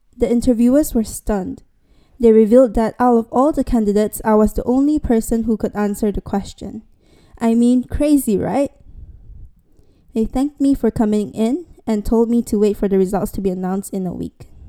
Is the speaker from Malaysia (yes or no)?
yes; Miri, Sarawak, Malaysia; moved away as an adult; now in London, United Kingdom; I was back in Miri, my hometown